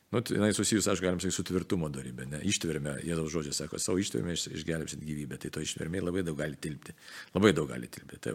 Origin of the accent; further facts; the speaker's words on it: Lithuania; nes mes lietuviai jautrų žmonės esame iš tikrųjų